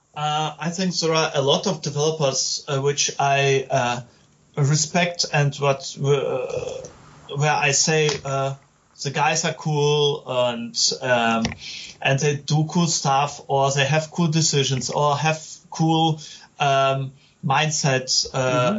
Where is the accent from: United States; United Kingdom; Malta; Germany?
Germany; I'm game developer from Germany